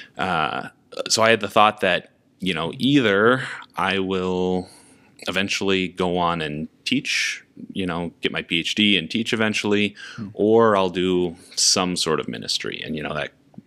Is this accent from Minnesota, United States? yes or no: yes; Minnesota, United States; also born or lived in Sioux Falls / New Jersey; I'm from Minnesota